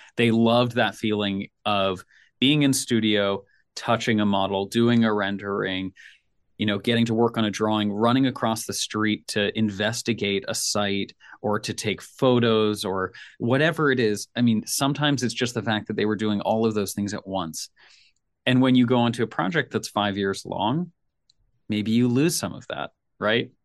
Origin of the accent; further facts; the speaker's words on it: Nashville, Tennessee, United States; I'm from Nashville